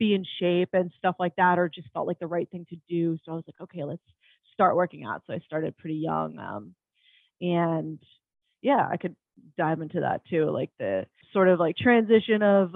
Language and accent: English; New Jersey, United States; I'm from New Jersey, born and raised.